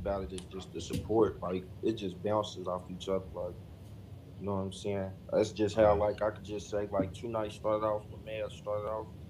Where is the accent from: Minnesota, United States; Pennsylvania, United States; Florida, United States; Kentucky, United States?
Kentucky, United States; Lexington; I'm the youngin' of the group, man. Shit, I'm from Lex, KY.